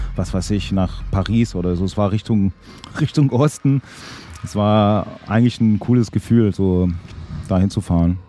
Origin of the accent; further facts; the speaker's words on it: Fribourg, Switzerland; moved away as an adult; also born or lived in Basel / Berlin; Ich hatte auch Bands, auch in Fribourg, in meiner Heimatstadt